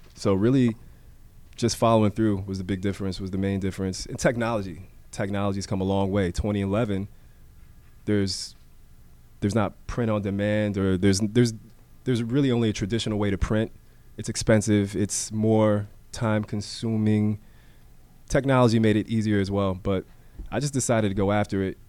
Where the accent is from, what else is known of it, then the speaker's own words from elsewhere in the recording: Miami, Florida, United States; growing up in Miami